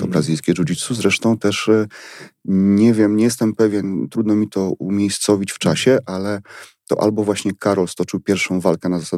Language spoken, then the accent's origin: Polish; Silesian Voivodeship, Poland; Godosz po naszemu